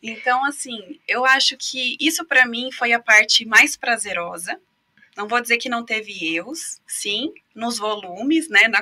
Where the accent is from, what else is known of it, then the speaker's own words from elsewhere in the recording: Foz do Iguaçu, Paraná, Brazil; Sou nascida em Foz do Iguaçu